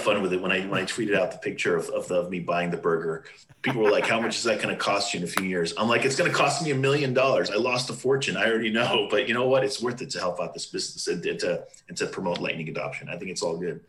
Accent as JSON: {"language": "English", "region": "Southern California", "country": "United States", "also_born_or_lived": "New Hampshire", "moved": "as an adult", "said": "I'm from Southern California"}